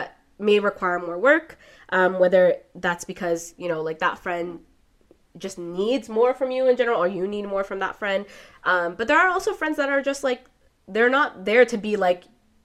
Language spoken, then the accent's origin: English; Toronto, Ontario, Canada; growing up in Toronto